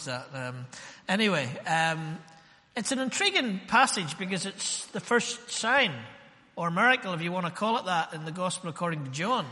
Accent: Ballymena, Northern Ireland, United Kingdom; born or raised there

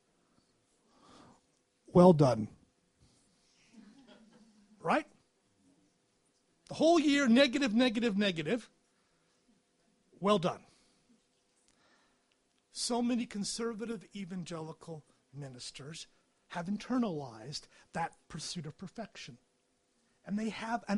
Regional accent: United States; moved away as an adult; also born or lived in England / Edinburgh; now in United Kingdom; I'm an American

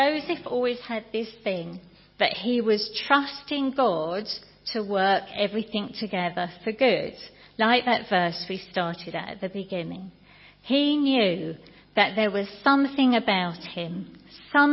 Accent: United Kingdom; we're British

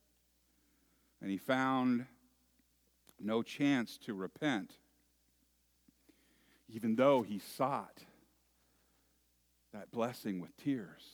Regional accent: Moraga, California, United States; When I was a little boy, growing up in the San Francisco East Bay area in a little town

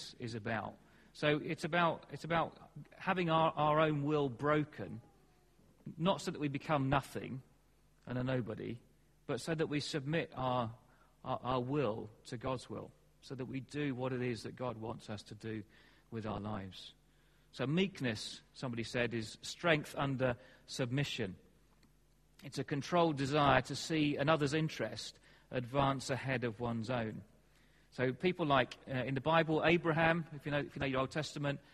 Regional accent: England, United Kingdom; we're English

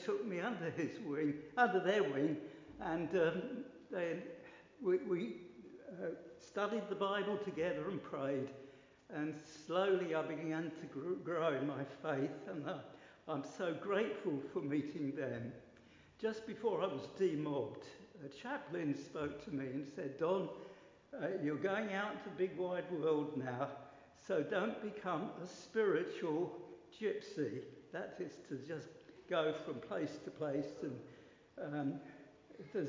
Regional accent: United Kingdom; Originally, I come from North London, Hertfordshire. I was brought up in a non-Christian home

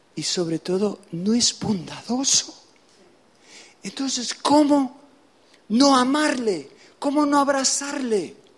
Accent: Venezuela; also born or lived in United States / England; now in Spain; vengo de España, nací en los Estados Unidos, me crié en Venezuela

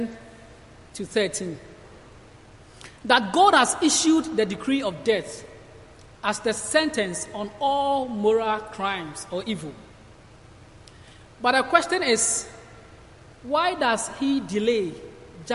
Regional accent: Ghana; moved away as an adult; I'm from Ghana, and I'm here studying at Cornhill and doing my placement here

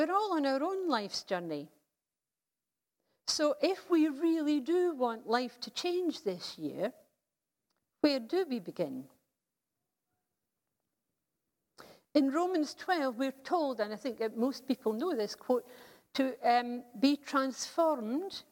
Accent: United Kingdom; As a British society

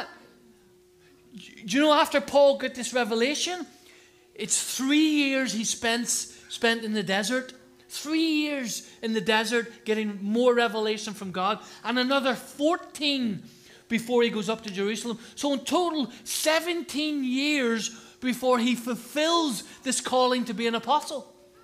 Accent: Ireland; now in United Kingdom; I'm not English, you know that, don't you? Huh? I'm Irish.

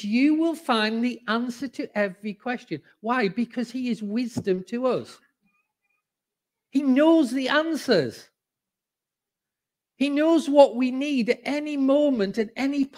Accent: the north of England, United Kingdom; accent: northern; moved away as an adult; now in Cambridge, United Kingdom; even though I'm in the heathen south, I'm a sanctified northerner because my roots are northern. And, you know, despite the fact that people here all have lovely accents, I have not changed my accent

